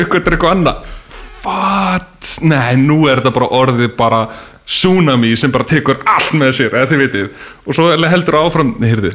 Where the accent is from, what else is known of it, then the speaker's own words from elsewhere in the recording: Bolungarvík, Westfjords, Iceland; Bólungavík, þar sem ég, ég var um frá